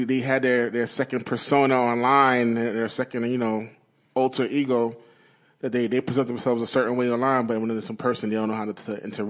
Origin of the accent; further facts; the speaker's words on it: Brooklyn, New York, United States; So growing up in Brooklyn, like you see a certain kind of person that is always going to holler.